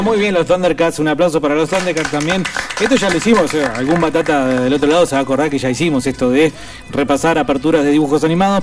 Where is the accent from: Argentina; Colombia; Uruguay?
Argentina; Buenos Aires; creciendo en la capital, en Buenos Aires